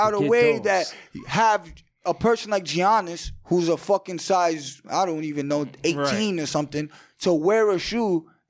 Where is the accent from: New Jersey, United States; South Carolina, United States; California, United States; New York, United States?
New York, United States; I'm from New York.